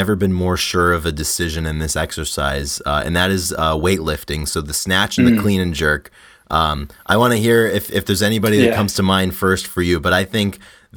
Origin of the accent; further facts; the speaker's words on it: United States; growing up in the United States